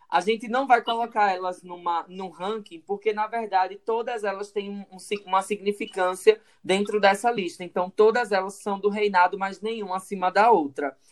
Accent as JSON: {"language": "Portuguese", "town": "Caruaru", "region": "Pernambuco", "country": "Brazil", "said": "a gente é de Caruaru"}